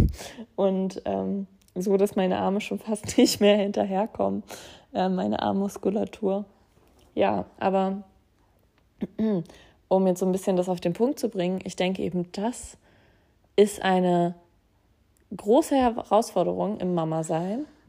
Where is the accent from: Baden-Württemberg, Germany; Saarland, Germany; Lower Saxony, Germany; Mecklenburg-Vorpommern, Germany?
Lower Saxony, Germany; Braunschweig; moved away; in meinem Heimatort Braunschweig